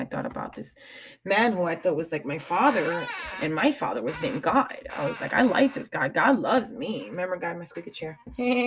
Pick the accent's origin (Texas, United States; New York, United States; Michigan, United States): New York, United States; I am a New Yorker at heart.